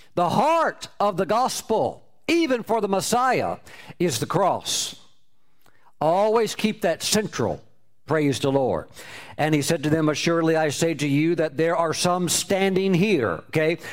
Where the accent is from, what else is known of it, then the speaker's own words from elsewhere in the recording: United States; my home my home country